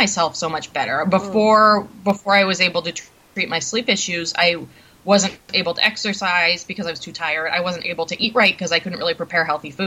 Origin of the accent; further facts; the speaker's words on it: Bellingham, Washington, United States; also born or lived in Seattle; When I was 18, I moved from my hometown of Bellingham down to Seattle